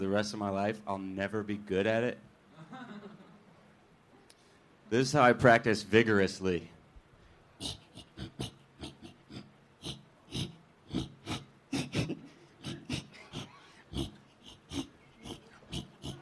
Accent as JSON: {"language": "English", "region": "Georgia", "country": "United States", "moved": "as an adult", "lives_now": "Los Angeles, United States", "said": "I'm from Georgia"}